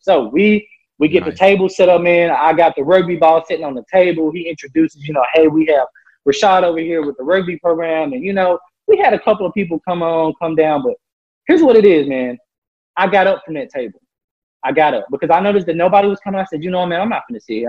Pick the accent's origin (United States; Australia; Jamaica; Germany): United States; Memphis, Tennessee; moved away; I'm from Memphis, Tennessee